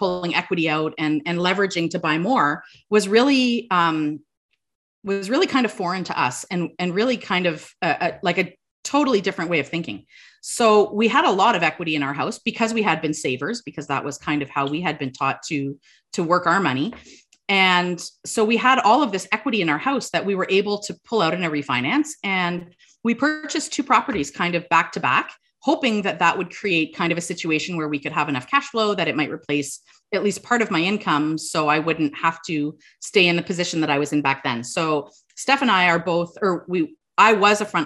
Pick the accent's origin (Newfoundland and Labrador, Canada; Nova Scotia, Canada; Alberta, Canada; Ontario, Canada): Ontario, Canada; Sudbury; we're from Sudbury